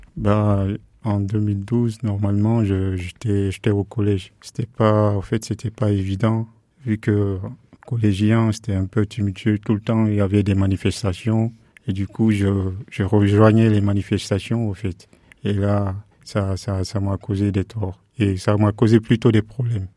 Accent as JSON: {"language": "French", "country": "Guinea", "also_born_or_lived": "Dakar, Senegal / Morocco / Spain / Paris, France", "moved": "as an adult", "lives_now": "Le Mans, France", "said": "je suis parti de la Guinée-Conakry, de la Guinée pour le Sénégal."}